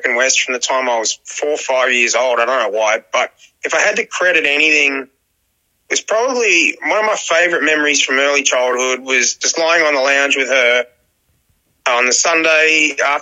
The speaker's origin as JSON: {"language": "English", "town": "Dapto", "region": "New South Wales", "country": "Australia", "tie": "born or raised there", "also_born_or_lived": "Wollongong", "said": "I'm from Dapto, man. I live in Dapto. It's a part of the Illawarra region of New South Wales, Australia. So, and I was born in Wollongong Hospital."}